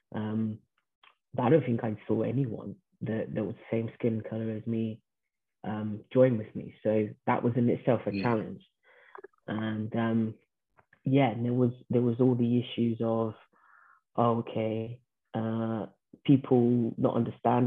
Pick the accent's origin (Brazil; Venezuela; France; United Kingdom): Brazil; first language Portuguese; English is a second language; moved away; I was born in Brazil